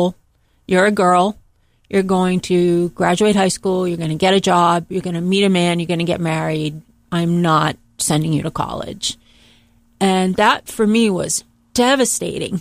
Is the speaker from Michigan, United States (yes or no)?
no; Boston, Massachusetts, United States; I'm from Boston, Massachusetts, and I am the oldest of three children, the only girl. And I grew up in a very modest family background